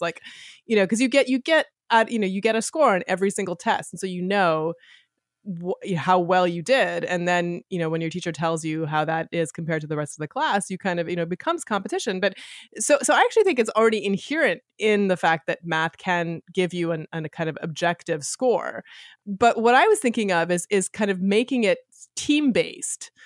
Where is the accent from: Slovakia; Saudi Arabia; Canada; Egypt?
Canada; I grew up in Canada, football was, was not a part of the culture of mine growing up